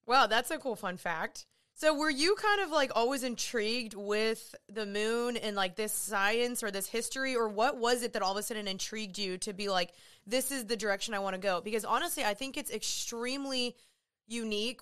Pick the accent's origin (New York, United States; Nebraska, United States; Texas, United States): Texas, United States; Dallas; also born or lived in Los Angeles; I'm from Dallas